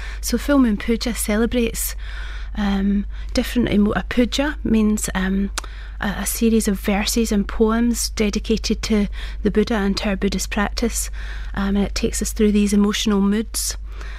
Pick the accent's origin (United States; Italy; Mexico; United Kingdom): United Kingdom; Glasgow, Scotland; I was born in Glasgow, as you can hear from my accent